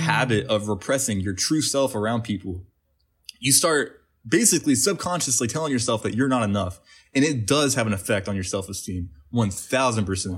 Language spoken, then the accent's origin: English; West Virginia, United States; moved away as an adult; now in Los Angeles, United States; we grew up in West Virginia.